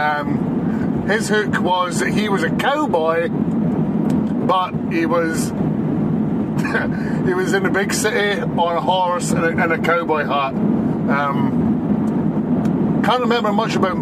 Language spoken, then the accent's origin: English; Dundee, Scotland, United Kingdom; Dennis the Menace is from my hometown, Jeff. He's from Dundee in Scotland